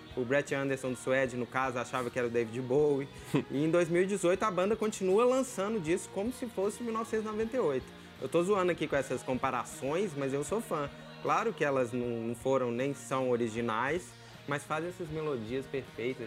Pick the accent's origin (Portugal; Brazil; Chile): Brazil; Minas Gerais; A gente que é da terra do …, vamos conversar aqui, a gente é mineiro raiz